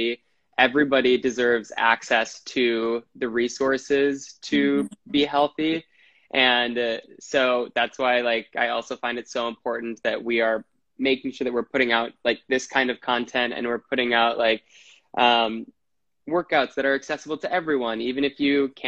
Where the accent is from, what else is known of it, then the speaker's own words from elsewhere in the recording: Wisconsin, United States; now in New York City, United States; I'm from Wisconsin. I live in New York City